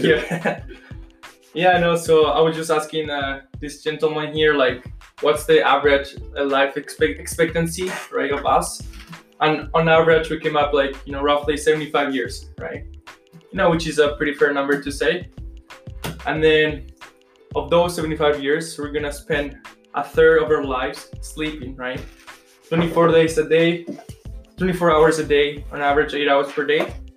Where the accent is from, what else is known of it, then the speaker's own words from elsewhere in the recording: Colombia; moved away; I'm from Colombia, I guess, but uh, taking kinesiology here